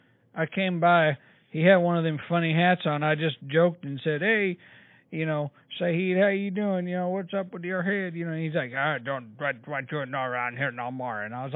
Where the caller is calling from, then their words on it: Norman, Oklahoma, United States; I'm actually calling from Norman, Oklahoma.